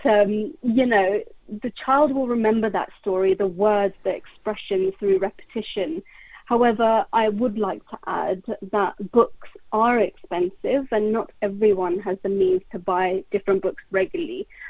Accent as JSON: {"language": "English", "region": "London", "country": "United Kingdom", "tie": "born or raised there", "said": "I grew up in West London"}